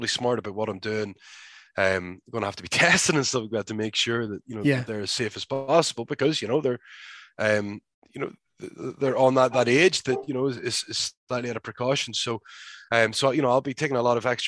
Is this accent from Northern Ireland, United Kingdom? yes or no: yes; Belfast, Northern Ireland, United Kingdom; moved away as an adult; now in United States; I moved away from Ireland at 18 years old